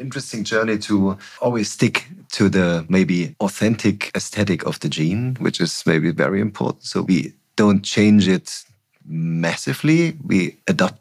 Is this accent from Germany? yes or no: yes; East Germany, Germany; I grew up in East Germany